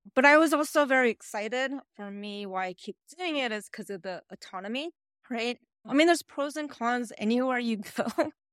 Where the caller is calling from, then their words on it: Honolulu, Hawaii, United States; also born or lived in New York; I'm calling from Honolulu, Hawaii